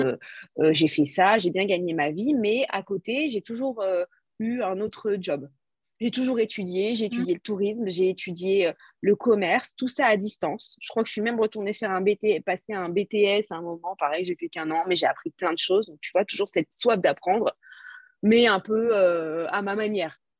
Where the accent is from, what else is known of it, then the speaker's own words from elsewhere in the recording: France; je suis française